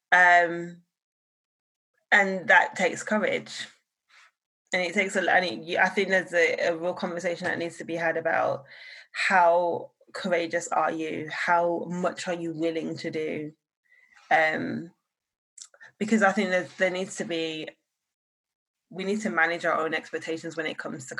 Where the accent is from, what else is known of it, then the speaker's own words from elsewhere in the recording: Birmingham, West Midlands, United Kingdom; now in London, United Kingdom; I'm from Birmingham